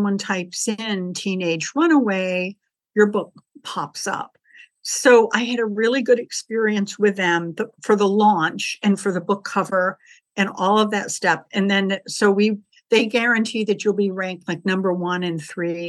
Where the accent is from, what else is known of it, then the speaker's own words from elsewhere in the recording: Scituate, Massachusetts, United States; moved away; also born or lived in Illinois; I'm actually from Scituate, but we were living in Illinois